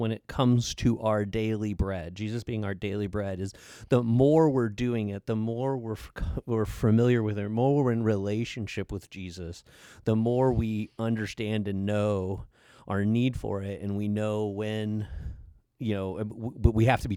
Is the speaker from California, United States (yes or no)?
no; Illinois, United States; moved away as an adult; also born or lived in South Carolina / New Jersey; now in Mansfield, United States; I grew up in the Midwest in Illinois